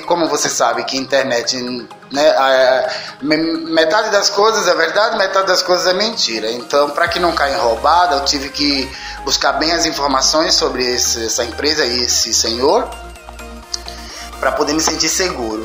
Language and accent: Portuguese; Recife, Pernambuco, Brazil; moved away as an adult; also born or lived in São Paulo; eu sou pernambucano, né, recifense, nascido na, no bairro da Torre, na Praça da Torre